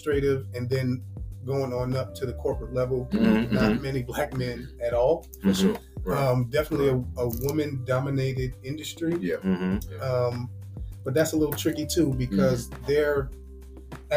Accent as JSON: {"language": "English", "town": "Roselle", "region": "New Jersey", "country": "United States", "tie": "born or raised there", "also_born_or_lived": "Newark, New Jersey", "moved": "as an adult", "lives_now": "Nashville, United States", "said": "originally from New Jersey. Was raised in the Newark, New Jersey area. Moved to Roselle, New Jersey when I was young."}